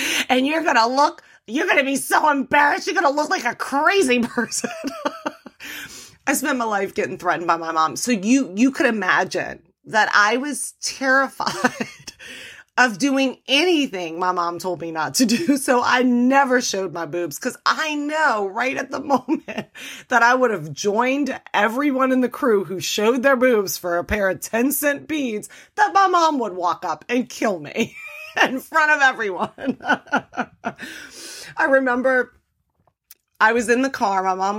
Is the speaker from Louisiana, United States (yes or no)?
yes; New Orleans, Louisiana, United States; because I'm from New Orleans, the motto in New Orleans is show your boobs.